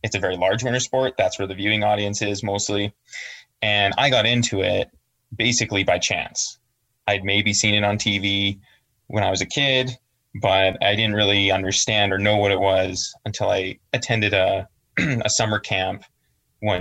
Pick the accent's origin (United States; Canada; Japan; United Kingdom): Canada; Calgary, Alberta; I'm from Calgary, which is a bigger city, in Alberta, Canada